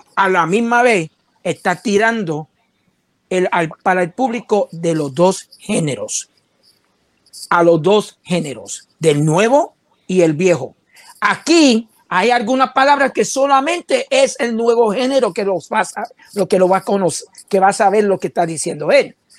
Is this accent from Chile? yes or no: no; United States; yo soy bien americano